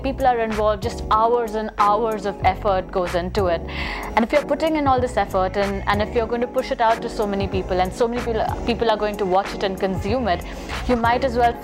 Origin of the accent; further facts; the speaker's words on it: Mumbai, Maharashtra, India; I'm a filmmaker from Mumbai, India